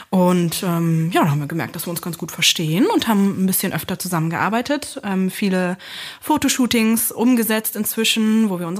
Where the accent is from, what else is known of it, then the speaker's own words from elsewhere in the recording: Lower Saxony, Germany; now in Berlin, Germany; Ich äh, bin nicht gebürtige Berlinerin, wohne und arbeite jetzt aber dort und überall und ähm, bin eigentlich aus Niedersachsen und habe dann übergesiedelt sozusagen in den Osten